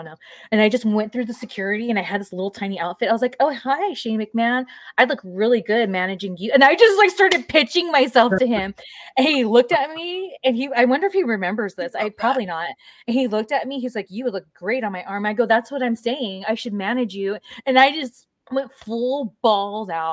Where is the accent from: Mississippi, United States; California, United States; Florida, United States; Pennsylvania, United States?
California, United States; Southern; I grew up in SoCal